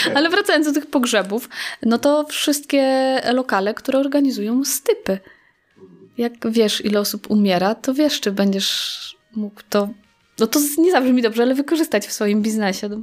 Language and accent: Polish; Staszów, Świętokrzyskie Voivodeship, Poland; przyjechałam stąd, y, czyli ze Staszowa